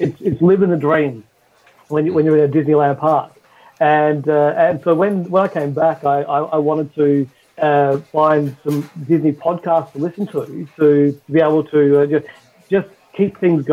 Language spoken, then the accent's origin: English; Western Australia, Australia; accent: Australian; I'm from Australia, but I'm from Western Australia. So we're apparently the most isolated place in the world, or something to that extent. And at the time when I was growing up, there was no theme parks in WA at all.